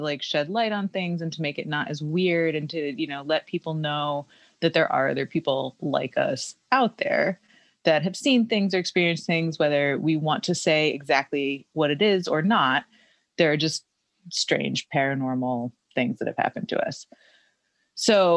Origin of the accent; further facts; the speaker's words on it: Connecticut, United States; moved away; also born or lived in Rhode Island; I grew up in Connecticut